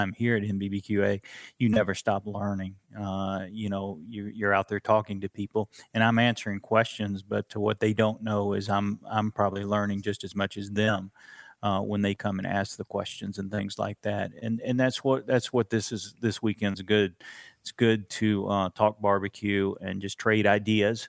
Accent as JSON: {"language": "English", "town": "Florence", "region": "Alabama", "country": "United States", "tie": "born or raised there", "said": "I grew up in Florence, Alabama, and that is still North Alabama"}